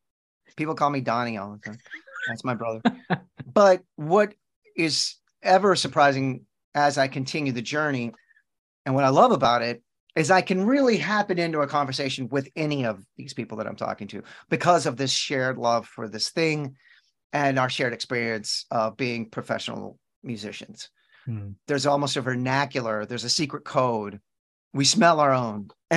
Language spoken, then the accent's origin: English; Texas, United States; You know, I live in Texas still. I'm born and raised in Texas.